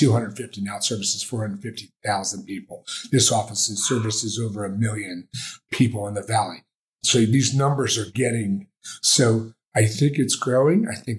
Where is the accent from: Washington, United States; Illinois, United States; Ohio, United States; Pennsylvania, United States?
Pennsylvania, United States; Philadelphia; we've come from towns like I come from Philly.